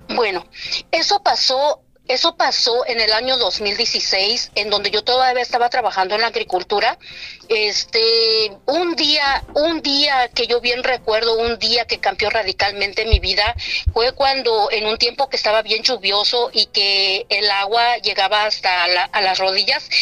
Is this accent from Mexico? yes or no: yes; Oaxaca, Mexico; now in Santa Maria, United States; soy del estado de Oaxaca, México, y radico aquí en Santa María, California.